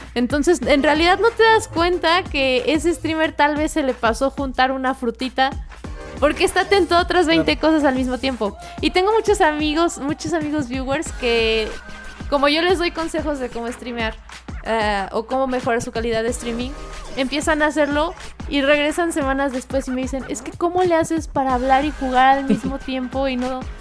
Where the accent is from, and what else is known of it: Mexico